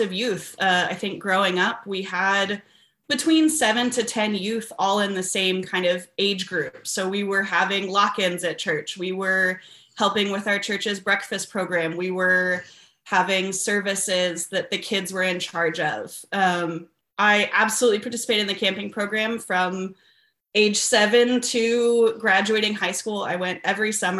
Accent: Austin, Texas, United States; to grow up where I did in Community of Christ, the Austin congregation.

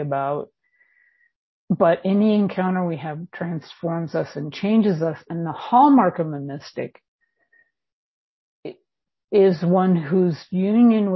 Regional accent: California, United States; now in Bend, United States; I am California born and bred. I live in Bend, Oregon now.

